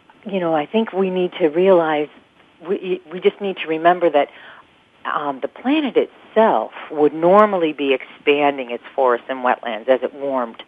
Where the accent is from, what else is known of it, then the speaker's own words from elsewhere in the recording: Chicago, Illinois, United States; I grew up in the Chicago area